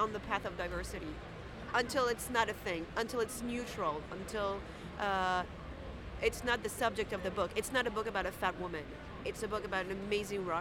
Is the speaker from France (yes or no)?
yes; France; I come from France